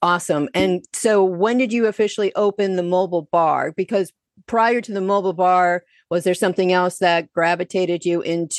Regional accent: Connecticut, United States; I come from a family of Giant fans. I'm originally from Connecticut.

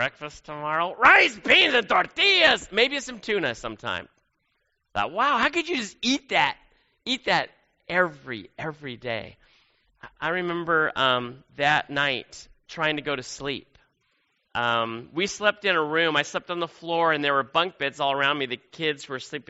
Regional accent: Silicon Valley, California, United States; growing up in the Silicon Valley of California

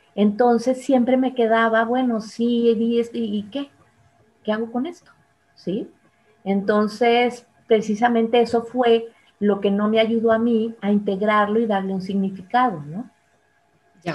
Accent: Monterrey, Nuevo León, Mexico; moved away; yo soy de Monterrey

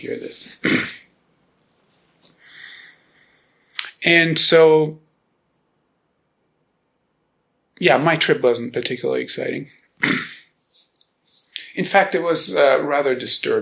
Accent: Germany; born or raised there; first language German; English is a second language; now in Boulder, United States

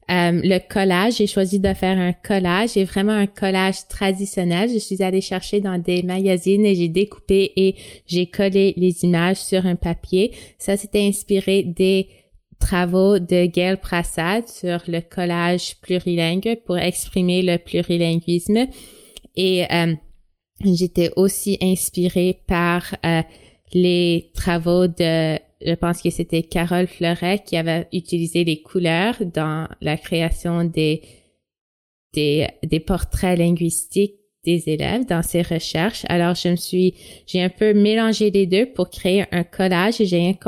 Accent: Canada; Moi, je viens du Canada. Et là, c'est la question qui suivait, c'était, mais non, alors tu dis que tu viens du Canada, mais oui, tu es Canadien, mais d'où viens-tu vraiment?

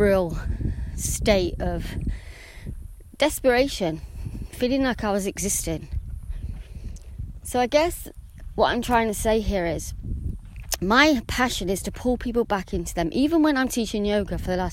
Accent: England, United Kingdom; I'm English

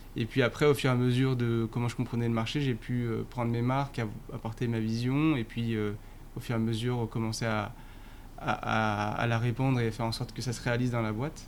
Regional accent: northern Essonne, Paris suburbs, Île-de-France, France; Je viens de, euh, du nord de l'Essonne

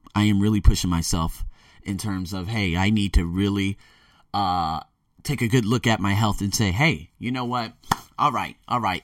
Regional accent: United States; moved away; me being born and raised in America

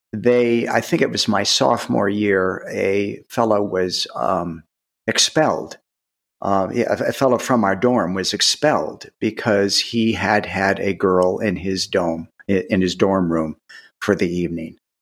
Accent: outside Cleveland, Ohio, United States; I grew up in Ohio, outside Cleveland

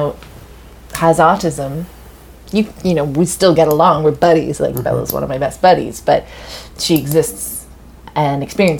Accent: England, United Kingdom; So I grew up when I was growing up in England, and we'd go down to France

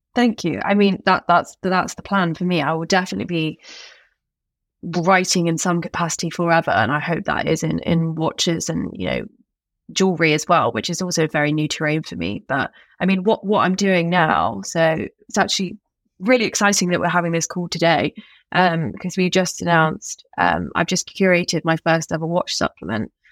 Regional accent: Staffordshire, West Midlands, United Kingdom; I went to school in the Shire

